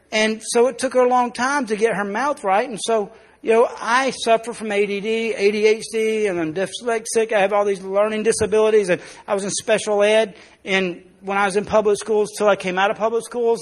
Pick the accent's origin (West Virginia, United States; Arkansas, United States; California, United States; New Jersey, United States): Arkansas, United States; South; we're born in South Arkansas